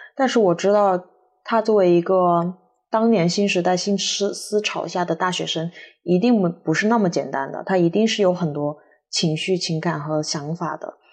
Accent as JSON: {"language": "Chinese", "town": "Guangzhou", "region": "Guangdong", "country": "China", "tie": "born or raised there", "also_born_or_lived": "Hunan", "said": "生活在广州嘛"}